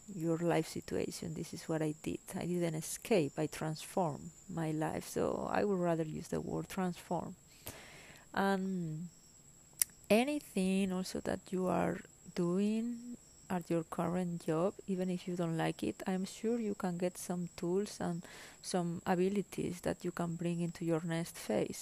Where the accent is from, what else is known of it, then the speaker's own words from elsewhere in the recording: Spain; English is a second language; moved away as an adult; also born or lived in Germany; I am originally from Spain